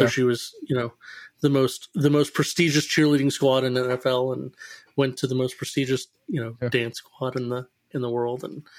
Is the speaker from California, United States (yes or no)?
no; Dallas, Texas, United States; also born or lived in Heath, Texas; So I grew up in Dallas, Texas. Technically Heath, Texas, but I split time between mom and dad. Dad was in Dallas, mom was in Heath, so she was kind of in the country, and dad grew up in the city, so I kind of got a really good upbringing in both.